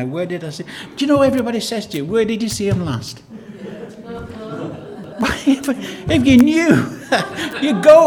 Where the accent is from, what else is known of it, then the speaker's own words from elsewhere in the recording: Lancashire, North West England, United Kingdom; When we were growing up in Lancashire, in a mill town in Lancashire